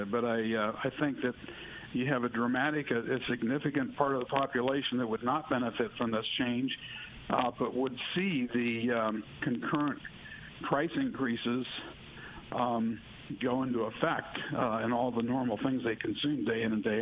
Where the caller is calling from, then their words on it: Hattiesburg, Mississippi, United States; Good morning. I'm from Hattiesburg.